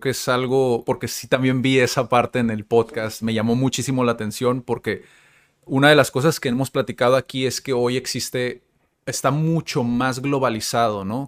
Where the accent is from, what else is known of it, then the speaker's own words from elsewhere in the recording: Tijuana, Baja California, Mexico; soy tijuanense, yo también, yo, yo nací aquí, he visto también como eso, pues crecer